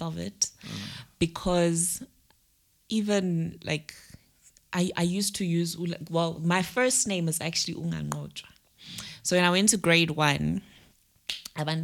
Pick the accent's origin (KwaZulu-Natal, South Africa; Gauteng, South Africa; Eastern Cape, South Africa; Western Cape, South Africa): KwaZulu-Natal, South Africa; Hammersdale; also born or lived in Pietermaritzburg; Home is, I grew up in Hammersdale